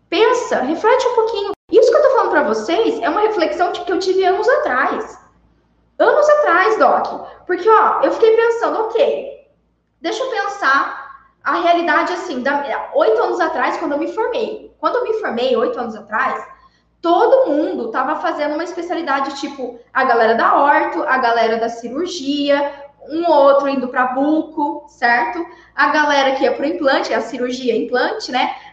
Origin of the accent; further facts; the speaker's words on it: Santa Cruz de Monte Castelo, Paraná, Brazil; born there; Na minha cidade onde eu nasci. Eu nasci uma cidade muito do interior do Paraná. É de Santa Cruz de Monte Castelo. Eu acho que lá deve ter uns 7 mil habitantes.